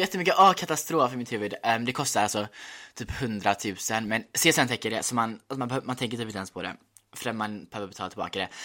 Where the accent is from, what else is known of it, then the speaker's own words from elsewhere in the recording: Gothenburg, Västra Götaland, Sweden; moved away as an adult; now in London, United Kingdom; Jag gick gymnasiet i Göteborg, så här, jag växte upp typ i Göteborg. Eller ja, jag vet inte, halvt.